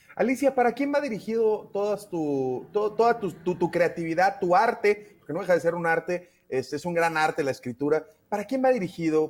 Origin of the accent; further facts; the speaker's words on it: Mexico; como mexicanos y mexicanos